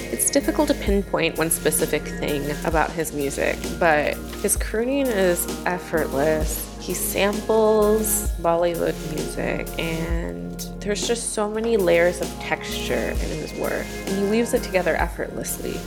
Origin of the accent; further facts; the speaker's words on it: Michigan, United States; moved away; also born or lived in Washington, D.C.; I'm a Midwesterner and I love my state